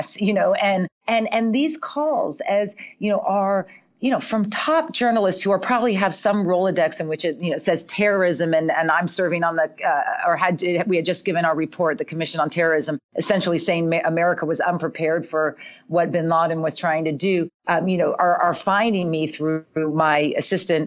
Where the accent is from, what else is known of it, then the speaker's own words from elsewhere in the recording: California, United States; I grew up in California